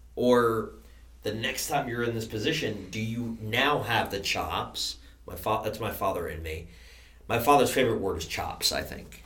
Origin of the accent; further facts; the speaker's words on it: New York, United States; I'm from New York. I'm a Yankee.